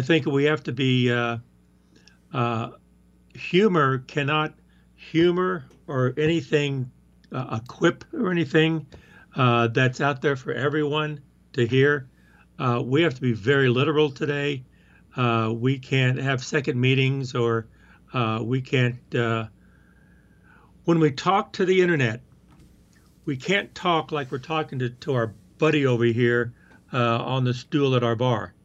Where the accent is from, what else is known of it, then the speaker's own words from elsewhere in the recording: the South, United States; moved away; I'm talking that way 'cause that's how I talk. I'm from the South